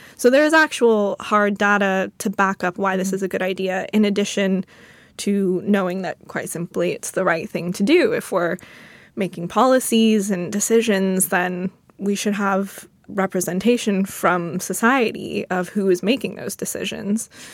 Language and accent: English; United States; I'm an American